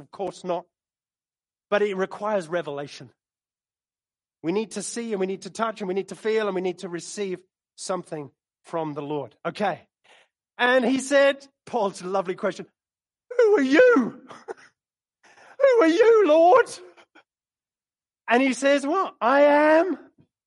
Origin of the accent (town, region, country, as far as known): London, United Kingdom; moved away